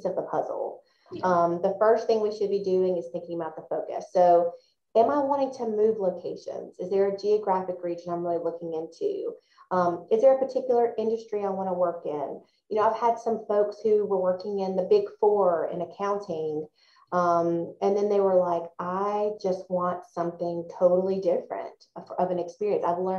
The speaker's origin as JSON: {"language": "English", "town": "Forest", "region": "Mississippi", "country": "United States", "tie": "born or raised there", "also_born_or_lived": "Athens, Georgia", "moved": "as an adult", "said": "I am a fellow Mississippian. I was born and raised in Forest, Mississippi."}